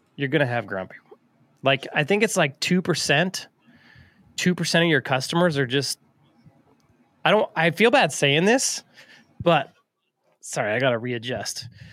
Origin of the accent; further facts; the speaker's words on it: Alaska, United States; moved away; I was from Alaska